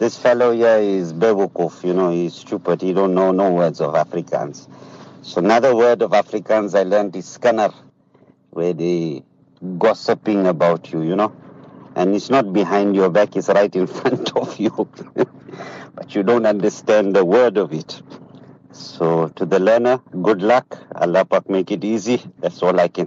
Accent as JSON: {"language": "English", "country": "Zimbabwe", "moved": "yes", "lives_now": "South Africa", "said": "I'm from Zimbabwe"}